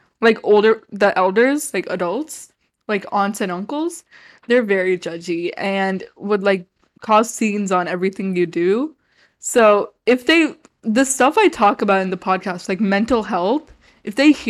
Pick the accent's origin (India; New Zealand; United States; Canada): India; Okay, well, for me, I'm Indian, so I have a lot of like family friends.